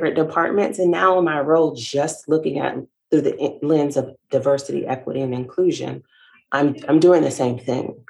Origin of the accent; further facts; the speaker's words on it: Savannah, Georgia, United States; moved away as an adult; also born or lived in North Carolina; now in Gastonia, United States; I started my career in my hometown in the city of Savannah